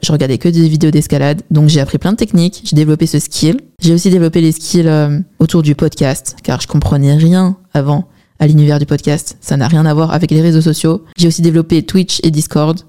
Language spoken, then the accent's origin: French; China; Je suis chinoise